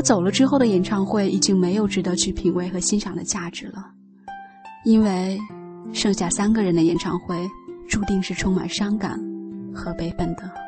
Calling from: Shanghai, China; 我是来自上海的听友…。

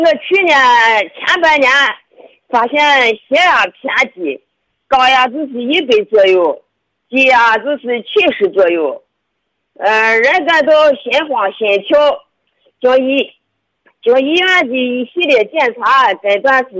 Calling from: Shaanxi, China; 我是我是陕西的听众，今年六十五岁了。

